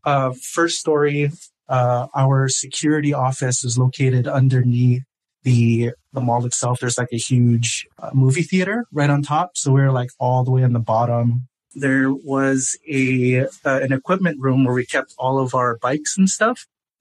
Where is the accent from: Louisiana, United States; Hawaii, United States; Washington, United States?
Hawaii, United States; I'm from Hawaii